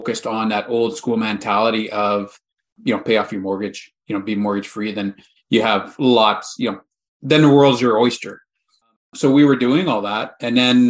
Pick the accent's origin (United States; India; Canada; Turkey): Canada; We're Canadian